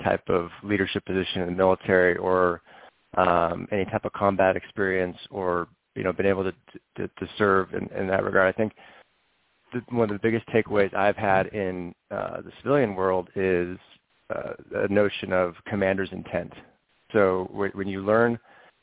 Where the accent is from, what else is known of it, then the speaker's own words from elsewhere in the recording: Northern California, United States; I grew up in Northern California